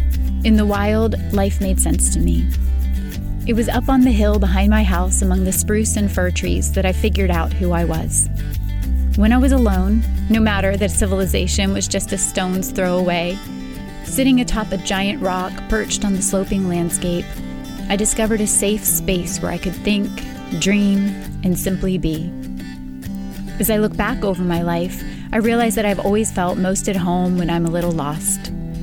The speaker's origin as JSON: {"language": "English", "town": "West Point", "region": "New York", "country": "United States", "tie": "born or raised there", "said": "I grew up in West Point, New York, a tight-knit military community nestled along the grassy western bank of the Hudson River."}